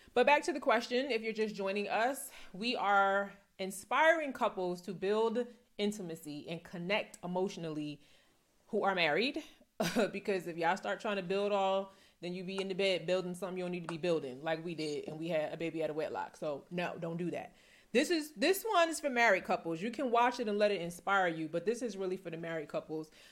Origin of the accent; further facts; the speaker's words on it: New Jersey, United States; moved away; also born or lived in Philadelphia; I'm from New Jersey.